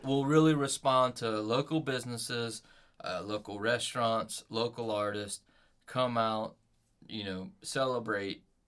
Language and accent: English; United States; growing up in America